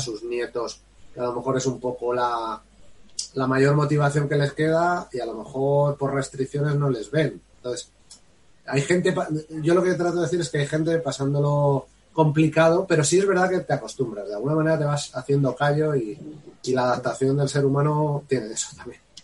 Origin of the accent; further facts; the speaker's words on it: Spain; somos españoles y no vamos a dejar de serlo